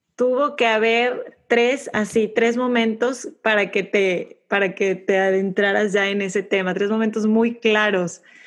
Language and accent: Spanish; Monterrey, Nuevo León, Mexico; yo de Monterrey, México. Mis papás de Ciudad de México, fíjate, mucho más abiertos, pero yo como, como buena montana católica, creces